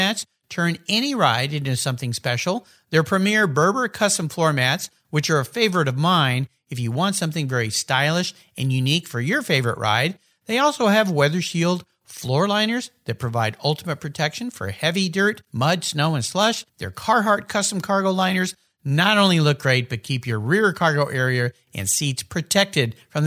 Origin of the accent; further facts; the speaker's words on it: San Diego, California, United States; growing up in San Diego